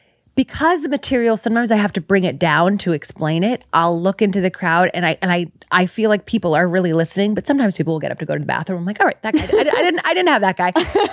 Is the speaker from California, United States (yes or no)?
yes; San Francisco, California, United States; I'm from San Francisco.